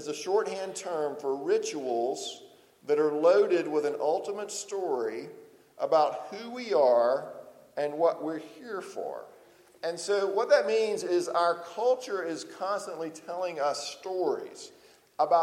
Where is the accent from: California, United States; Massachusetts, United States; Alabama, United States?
Alabama, United States; Lower; moved away; when I go home to Lower Alabama, I talk even more like I'm from Lower Alabama than I do now